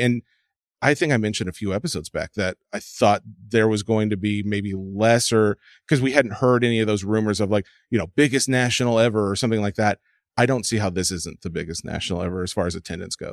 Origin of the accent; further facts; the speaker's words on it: Nashville, Tennessee, United States; I'm born and raised in Nashville. That's the South